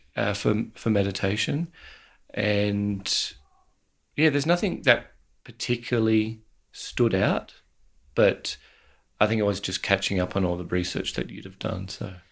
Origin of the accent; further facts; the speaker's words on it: Australia; as Australian male